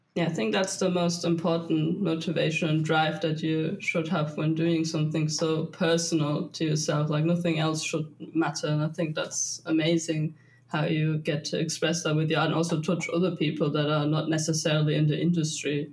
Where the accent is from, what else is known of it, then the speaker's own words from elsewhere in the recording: Iran; now in Germany; I'm from Iran